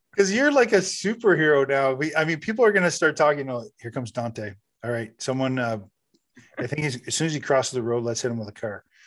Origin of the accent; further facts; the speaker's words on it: Canada; I'm, I'm Canadian